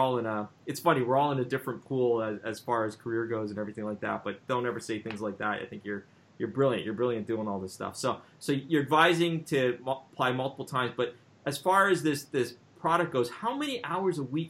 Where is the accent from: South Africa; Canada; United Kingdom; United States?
Canada; I'm from Canada